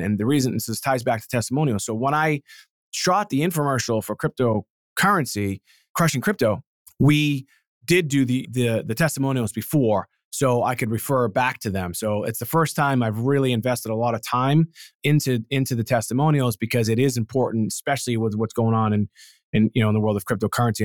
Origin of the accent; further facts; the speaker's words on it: Boston, Massachusetts, United States; I'm from Boston